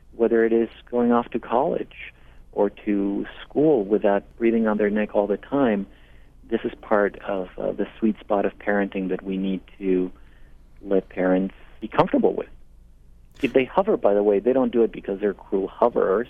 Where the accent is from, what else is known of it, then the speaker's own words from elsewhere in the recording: Mexico; also born or lived in Portland, Maine; now in United States; I hail from Mexico, and I've been a citizen now for close to 20 years.